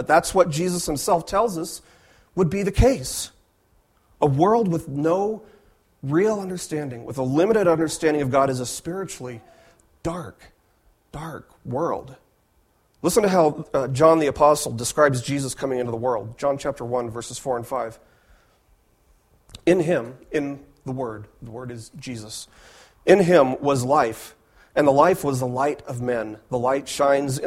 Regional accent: Las Vegas, Nevada, United States; I was raised in Las Vegas

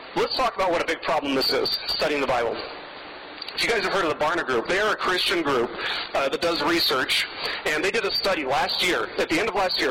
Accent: Las Vegas, Nevada, United States; moved away; I grew up in Las Vegas and I worked in the casinos in Las Vegas for a long time

